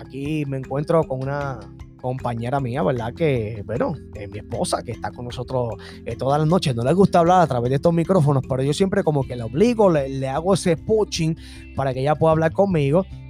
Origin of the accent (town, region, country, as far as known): Puerto Rico